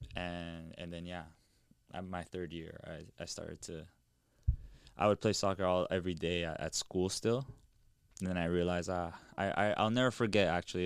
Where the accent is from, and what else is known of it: Toronto, Ontario, Canada; born or raised there